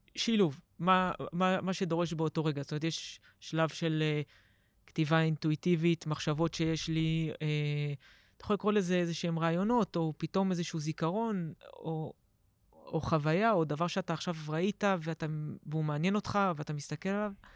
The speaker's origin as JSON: {"language": "Hebrew", "town": "Herzliya", "region": "Tel Aviv District", "country": "Israel", "tie": "born or raised there", "said": "גדלתי בהרצליה"}